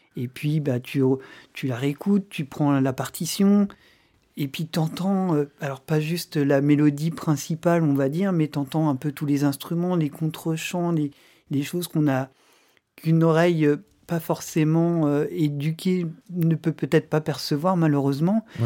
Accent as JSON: {"language": "French", "country": "France", "said": "en tant que Français"}